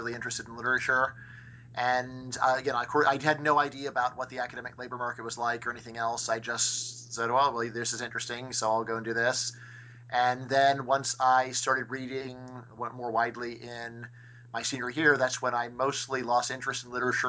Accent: Northridge, California, United States; I am from Northridge, California, which is in the San Fernando Valley, 30 minutes north of Los Angeles

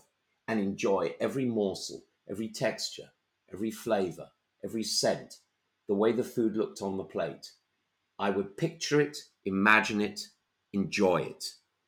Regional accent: London, United Kingdom; I'm a Londoner

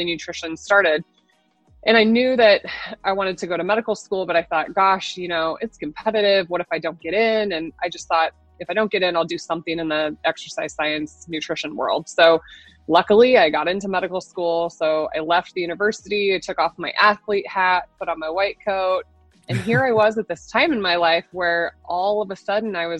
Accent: Nebraska, United States; I'm born and raised in Nebraska

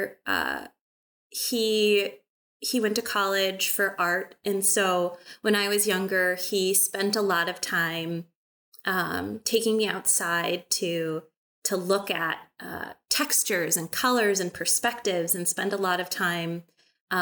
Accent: Bay Area, California, United States; moved away as an adult; also born or lived in Milwaukee, Wisconsin / rural Wisconsin; now in Wisconsin, United States; I grew up in California. I grew up in the Bay Area

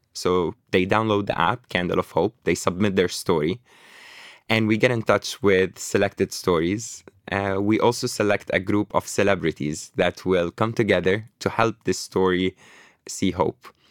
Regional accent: Beirut, Beirut Governorate, Lebanon; moved away; also born or lived in Toronto, Canada / New York, United States; I was born in Lebanon, in Beirut, in, uh, Burj Al Barajni. I grew up in Burj Al Barajni camp, emigrated to Canada

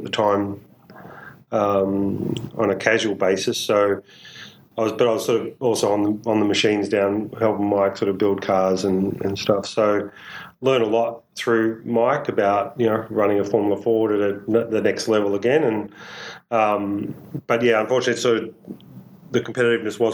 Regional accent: Newborough, Victoria, Australia; we grew up in Latrobe Valley, so yep. Newborough

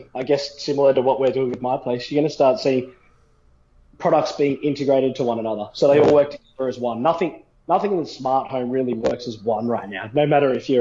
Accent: New South Wales, Australia; now in Queensland, Australia; I grew up in New South Wales.

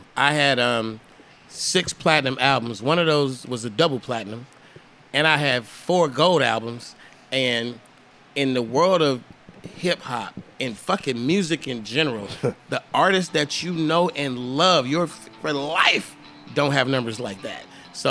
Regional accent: California, United States; I'm like, I'm from California.

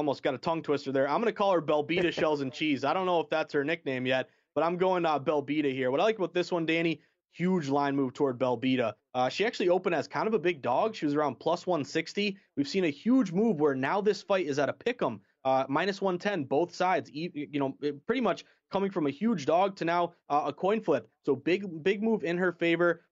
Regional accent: Boston, Massachusetts, United States; I'm a Bostonian. I'm from Massachusetts.

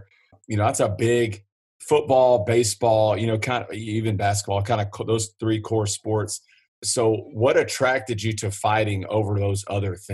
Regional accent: Southeast Texas, United States; I'm from Southeast Texas.

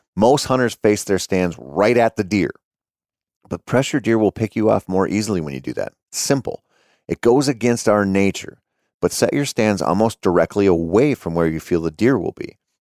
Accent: Minnesota, United States; growing up in Minnesota.

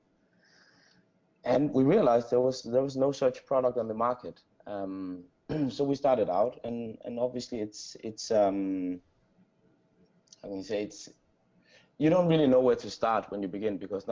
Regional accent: Aarhus, Central Denmark Region, Denmark; moved away as an adult; also born or lived in Copenhagen, Denmark; now in San Francisco, United States; I grew up in Denmark, and in this city called Aarhus.

